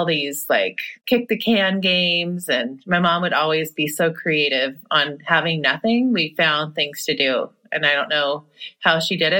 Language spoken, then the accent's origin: English; Seattle, Washington, United States; I was born in Seattle, Washington